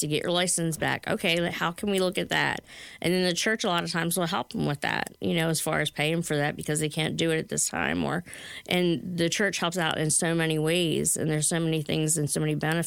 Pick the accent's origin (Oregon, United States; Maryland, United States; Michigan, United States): Maryland, United States; Baltimore; I grew up in Curtis Bay as a child